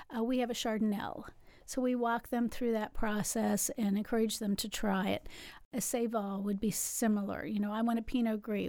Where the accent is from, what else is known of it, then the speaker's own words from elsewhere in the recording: West Virginia, United States; moved away as an adult; also born or lived in Louisville, Kentucky; now in Kilbourne, Illinois, United States; I grew up in West Virginia, but that seems like a thousand years ago now